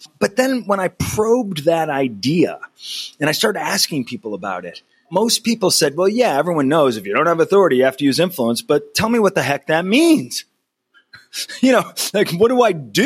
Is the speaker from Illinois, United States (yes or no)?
no; Berkshire Hills, Massachusetts, United States; I was born in the Berkshire Hills